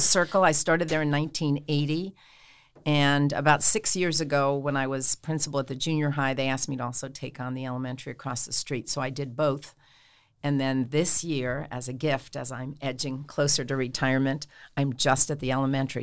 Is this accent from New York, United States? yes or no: yes; Hauppauge, New York, United States; moved away as an adult; now in Steubenville, United States; I am from Hapag, Long Island, a little town in Suffolk County, and I grew up and went to school there my whole life